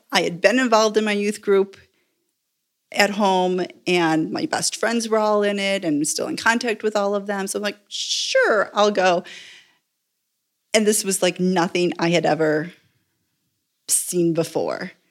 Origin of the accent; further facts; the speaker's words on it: Buffalo, New York, United States; moved away as an adult; also born or lived in Indiana / Chaparral, New Mexico; now in El Paso, United States; I grew up Presbyterian, uh, baptized, confirmed, married in a Presbyterian church in the little suburb I grew up in just outside of Buffalo.